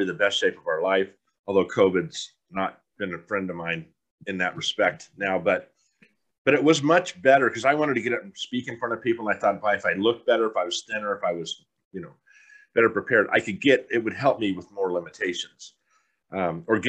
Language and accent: English; San Diego, California, United States; growing up in a city, growing up in San Diego